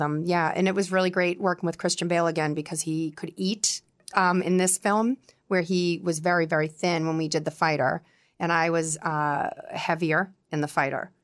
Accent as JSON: {"language": "English", "town": "Quincy", "region": "Massachusetts", "country": "United States", "tie": "born or raised there", "accent": "Boston", "lives_now": "Scituate, United States", "said": "I grew up in Quincy"}